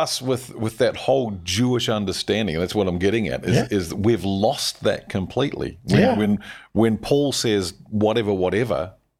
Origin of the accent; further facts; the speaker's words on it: New Zealand; as a Kiwi